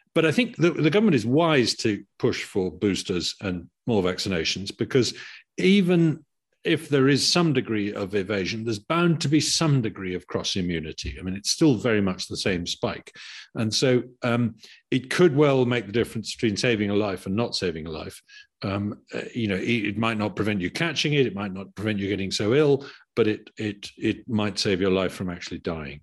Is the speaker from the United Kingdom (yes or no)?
yes; United Kingdom; as a Brit